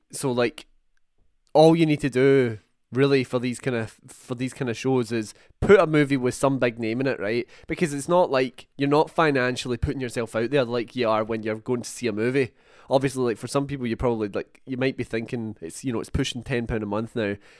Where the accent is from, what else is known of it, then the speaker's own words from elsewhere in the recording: Scotland, United Kingdom; a couple of Scotsmen